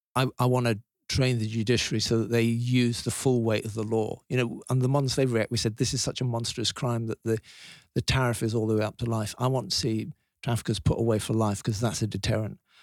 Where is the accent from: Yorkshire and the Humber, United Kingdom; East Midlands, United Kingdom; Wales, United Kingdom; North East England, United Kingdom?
Yorkshire and the Humber, United Kingdom; Leeds; I was born in Leeds